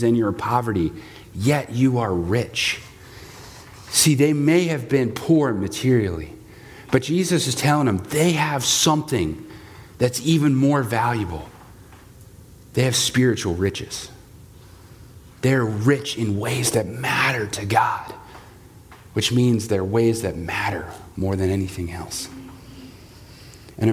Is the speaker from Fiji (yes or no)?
no; United States